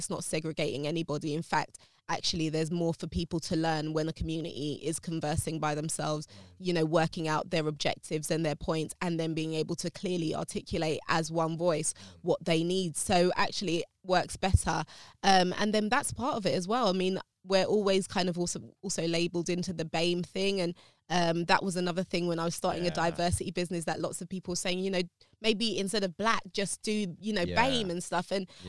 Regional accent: London, United Kingdom; I'm, like I said, I'm from South London, near Brixton.

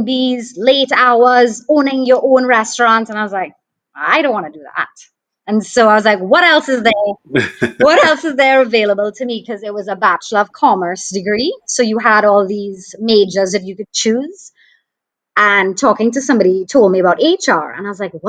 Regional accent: St. Joseph, Trinidad & Tobago; also born or lived in Port of Spain; I grew up in Trinidad, in St. Joseph, which is in the Northern Range.

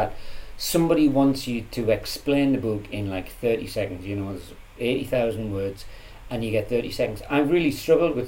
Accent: Jarrow, North East England, United Kingdom; moved away; also born or lived in Manchester; I grew up in Jarrow in a very depressed part of the Northeast.

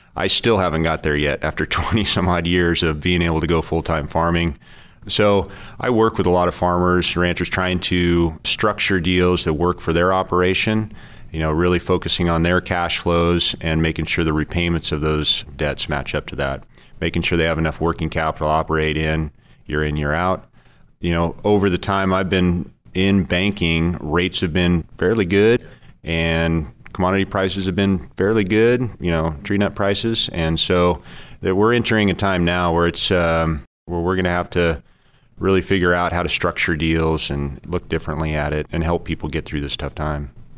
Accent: Orland, California, United States; also born or lived in Oregon / Patterson, California / Turlock, California; I grew up in Northern California, small town at Orland, West Chico

